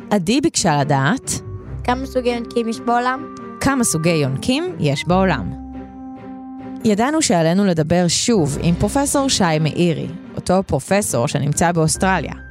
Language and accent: Hebrew; Ashkelon, Southern District, Israel; born there; now in Ashdod, Israel; אני בת שבע, ואני נולדתי באשקלון וגרה באשדוד.